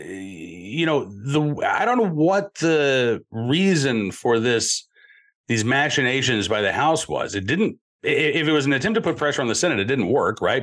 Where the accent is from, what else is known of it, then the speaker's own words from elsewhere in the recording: Virginia, United States; my home state of Virginia